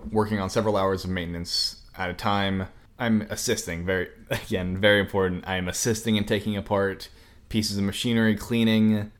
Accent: Cody, Wyoming, United States; moved away as an adult; I'm originally from Wyoming

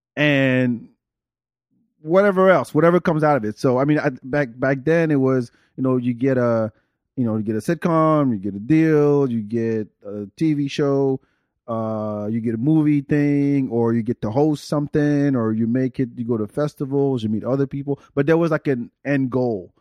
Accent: France; moved away; I grew up in France.

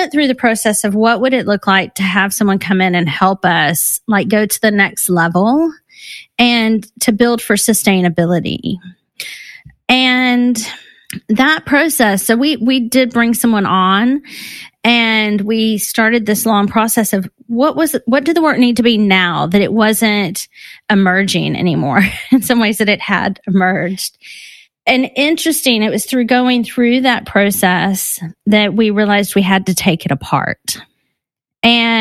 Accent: Texas, United States; moved away as an adult; now in London, United Kingdom; I'm based in London, but I'm from Texas

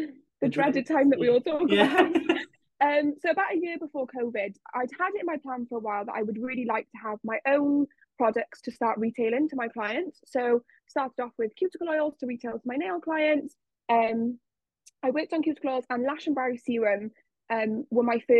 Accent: South Wales, United Kingdom; I am from South Wales

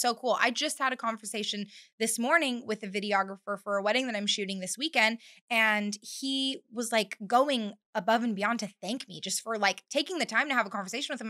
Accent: Bakersfield, California, United States; moved away as an adult; now in North Carolina, United States; I was born and raised in Bakersfield, California

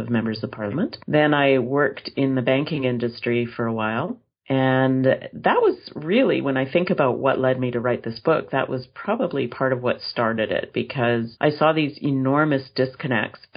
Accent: Edmonton, Alberta, Canada; I grew up in a very lovely neighborhood in Edmonton, Alberta, Canada, which is pretty far north

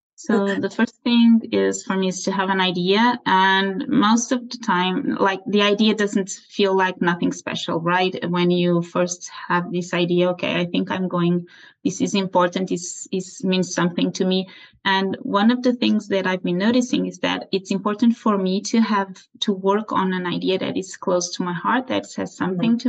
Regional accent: Portugal; also born or lived in Aveiro, Portugal; I'm from Portugal. I live in Aveiro, is a small city south of Porto

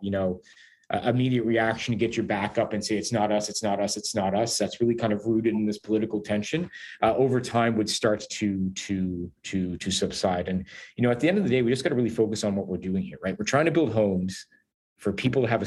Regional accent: Hamilton, Ontario, Canada; I'm from Hamilton

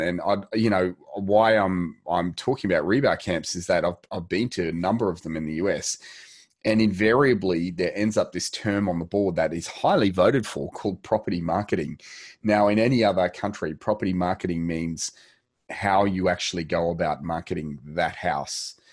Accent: Australia; we are Australian

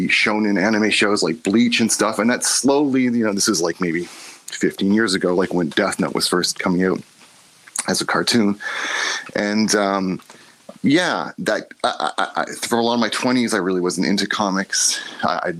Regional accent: Toronto, Ontario, Canada; I'm from Toronto

